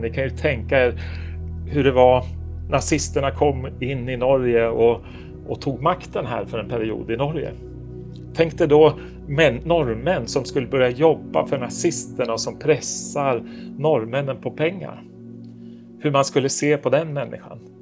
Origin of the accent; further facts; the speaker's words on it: Stockholm, Stockholm County, Sweden; moved away as an adult; now in Oslo, Norway; jag är född och uppvuxen i Stockholm